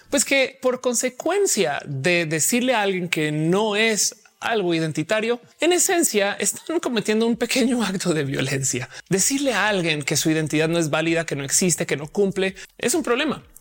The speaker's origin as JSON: {"language": "Spanish", "country": "Colombia", "tie": "born there", "also_born_or_lived": "Mexico", "said": "Y mucha gente no sabe que yo nací en Colombia, pero hey, soy tan colombiana como soy mexicana o las dos o ninguna"}